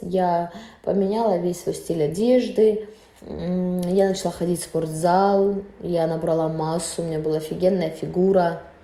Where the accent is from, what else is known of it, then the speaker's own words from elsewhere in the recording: Russia; я-то выросла всё равно в России